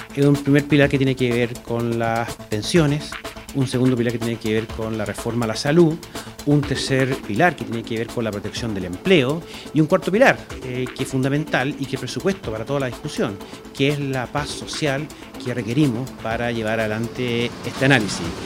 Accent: Chile; como chilenos

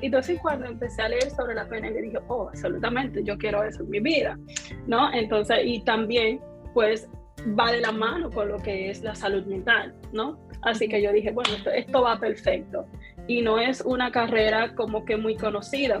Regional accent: Dominican Republic; como decimos un buen dominicano, soy dominicana

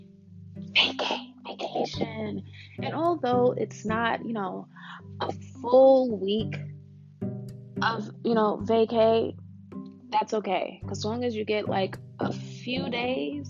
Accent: New York, United States; now in Georgia, United States; we were born and raised in New York

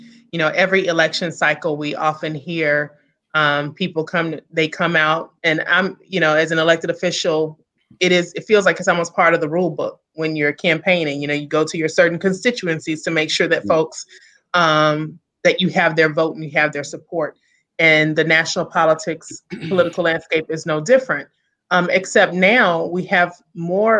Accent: Memphis, Tennessee, United States; accent: Southern; moved away as an adult; now in Hyattsville, United States; I'm originally from Memphis, Tennessee, so I'm a Southern girl

